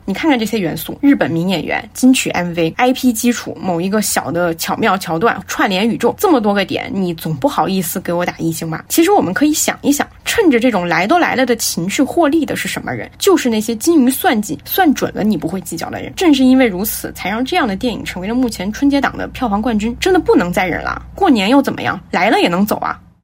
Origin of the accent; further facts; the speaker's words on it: Guizhou, China; 我当时吐槽我和我的家乡里，因为它拍的是我的家乡